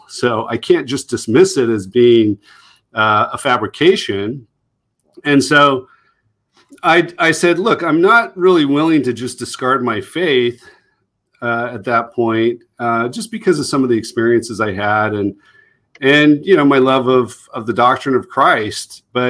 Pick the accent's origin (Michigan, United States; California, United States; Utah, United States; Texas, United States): Utah, United States; I mean, I grew up as a TBM. I'm a sixth generation Mormon. I was raised in Utah Valley. My dad was a professor at BYU.